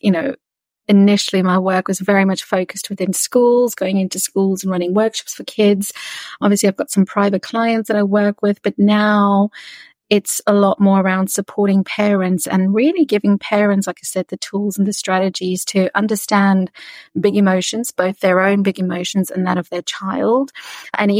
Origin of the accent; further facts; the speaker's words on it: South Africa; I'm from South Africa, born and raised.